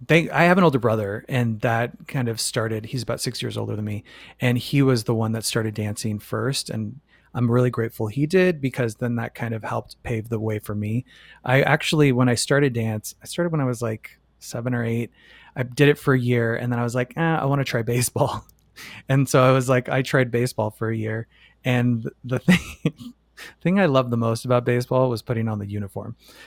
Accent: Phoenix, Arizona, United States; moved away; also born or lived in New York City; Phoenix, Arizona.

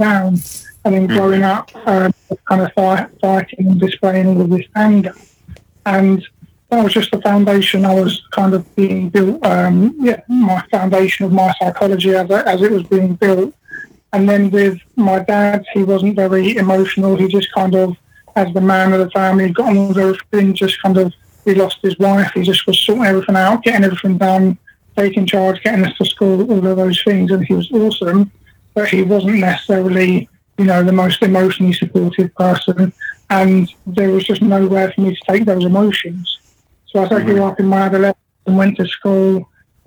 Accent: Southend-on-Sea, East of England, United Kingdom; I'm from the UK

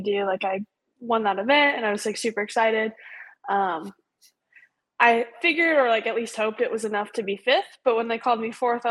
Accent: Hood River, Oregon, United States; moved away as an adult; also born or lived in Bend, Oregon; now in Las Vegas, United States; I was born and raised in Hood River.

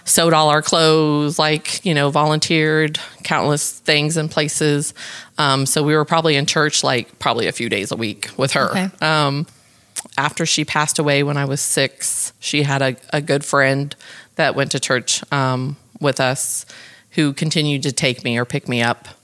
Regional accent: New Braunfels, Texas, United States; I am from New Braunfels, Texas, which born and raised

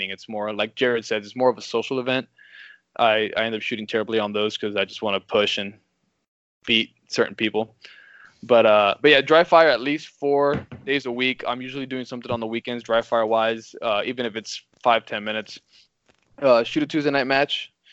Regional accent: Missouri, United States; the Missouri State match, which is my my home state.

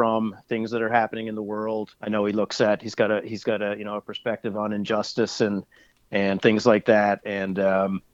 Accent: Sydney, Nova Scotia, Canada; we're in Sydney, and we're all from Cape Breton, Sydney and surrounding areas

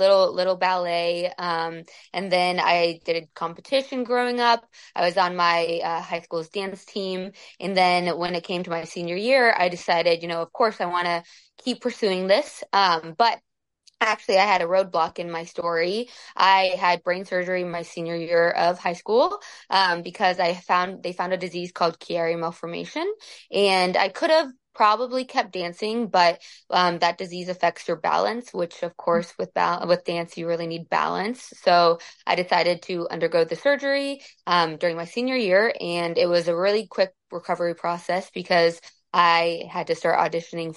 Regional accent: Columbia, Missouri, United States; moved away as an adult; also born or lived in Kansas / Minnesota; now in Seattle, United States; I am originally from Columbia, Missouri, but I've been all over the place.

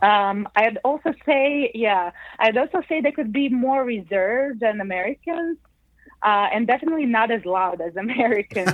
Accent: Zagreb, City of Zagreb, Croatia; I was born and raised in the capital of Croatia, Zagreb.

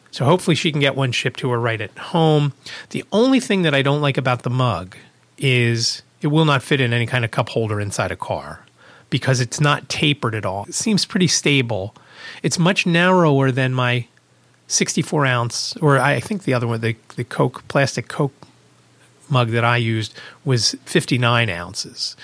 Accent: Pennsylvania, United States; I'm from Pennsylvania

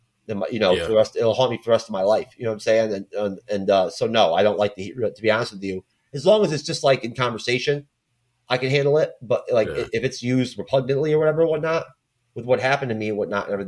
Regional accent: New York, United States; I can't help it if it slips out. I'm from New York.

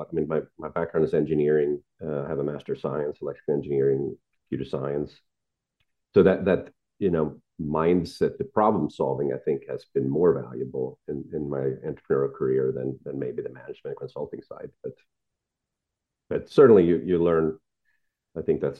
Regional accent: Sweden; moved away as an adult; also born or lived in San Francisco; I grew up in Sweden with parents that were not entrepreneurial at all

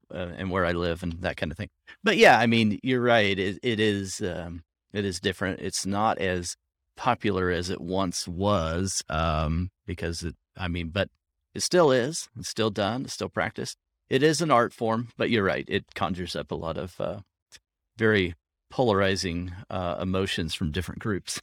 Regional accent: Southwest Oklahoma, United States; moved away; I grew up in Southwest Oklahoma

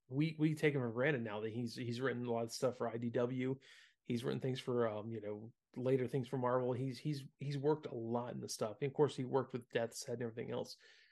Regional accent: the South, United States; And you know, being that we grew up in the South, man, Hot Wheels and Matchbox cars, you know, we seeing a General Lee was pretty common.

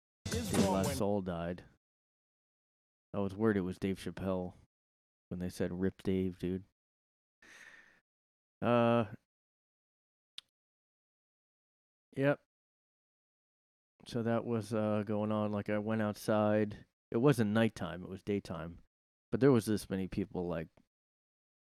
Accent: New Jersey, United States; I'm from South Jersey, which is considered close to Philly

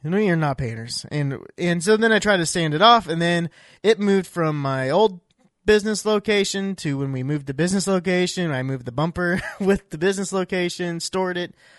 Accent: Iowa, United States; I grew up in Iowa

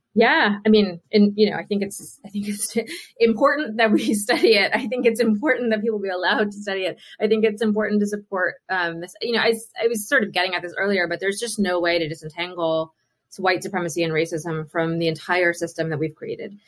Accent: Mingo County, West Virginia, United States; moved away; also born or lived in Charleston, West Virginia; I grew up in Mingo County, uh, okay. uh, which is about two hours south um, west of Charleston.

